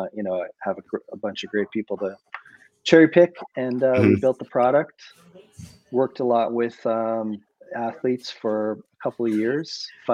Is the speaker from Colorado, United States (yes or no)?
yes; Boulder, Colorado, United States; I grew up in Boulder, Colorado